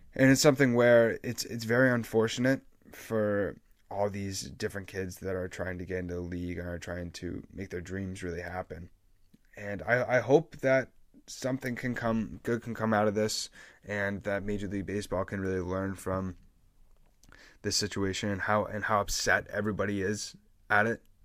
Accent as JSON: {"language": "English", "region": "New England", "country": "United States", "said": "I'm from New England"}